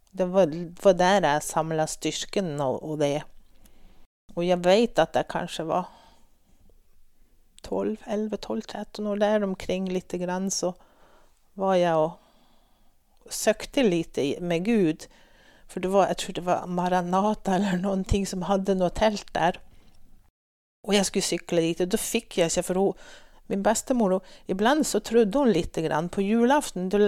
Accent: Strandland, Nordland, Norway; born there; also born or lived in Sweden; Jeg ble født oppe i Vesterålen. På en liten plass som heter Strandland, på Hinnøya innan du får over til Andøya. Og som du kanskje hører på mitt språk, så snakker jeg ikke så masse nordlending. Men jeg har bodd 30 år i Sverige

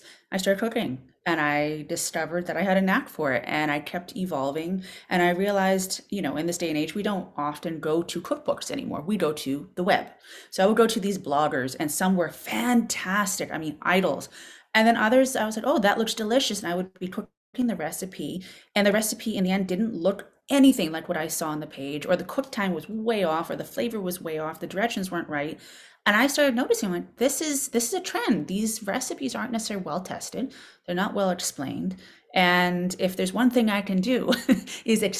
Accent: Boston, Massachusetts, United States; moved away as an adult; now in Berkshires, United States; I was a complete city girl, born and raised in Boston, urban gal

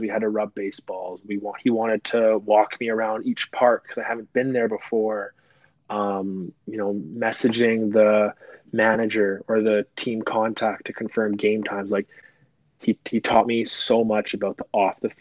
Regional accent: Vancouver, British Columbia, Canada; I'm from Vancouver. I'm from BC

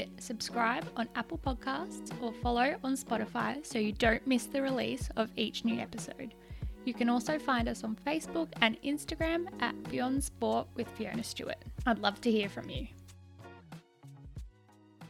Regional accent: Australia; I grew up, I guess, like most Australians, doing learn to swim

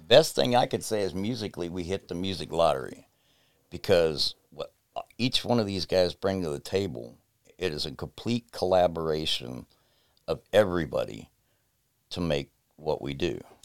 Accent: United States; also born or lived in West Virginia; I grew up in between Ohio and West Virginia mostly, 'cause all my family comes from Webster Springs, West Virginia

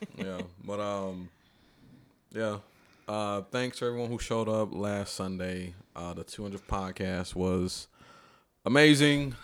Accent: Atlanta, Georgia, United States; I'm from Atlanta

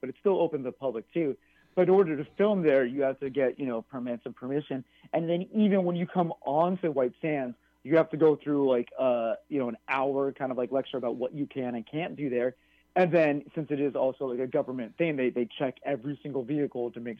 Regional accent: New Mexico, United States; growing up in New Mexico

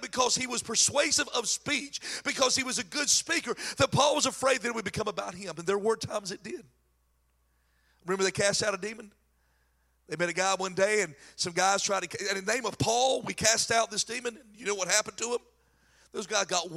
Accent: North Carolina, United States; accent: crazy country accent; I'm from North Carolina with a crazy country accent

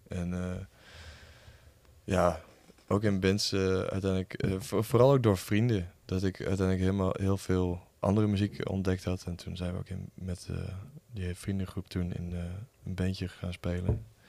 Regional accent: Lemele, Overijssel, Netherlands; Ik kom uit uh, Lemelen. En eh, daar is eh, ja, wel echt een scene. Dat is een heel klein dorpje in, bij Ommen

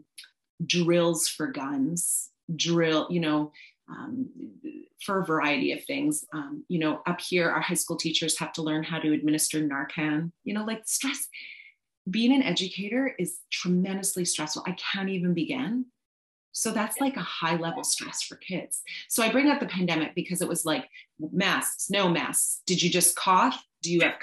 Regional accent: Canada; also born or lived in British Columbia; as a Canadian and a mama of a child who goes to a school in Canada

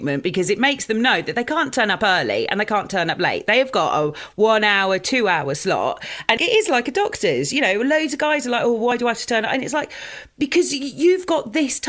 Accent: Dorset, South West England, United Kingdom; moved away as an adult; also born or lived in Litchett Matravers / East Finchley, London; now in London, United Kingdom; I grew up in a very small town, I grew up in Dorset.

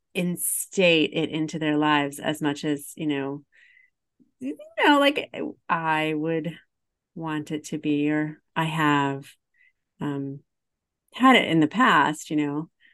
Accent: Highland, Illinois, United States; I'm from Highland, Illinois

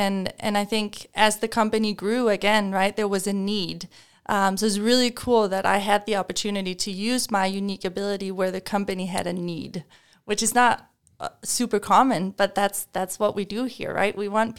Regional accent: Denmark; English is a second language; now in United States

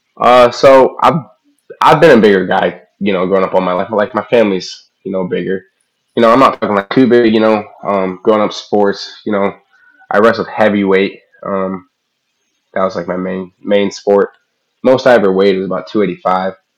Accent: Midwest, United States; I was from the Midwest

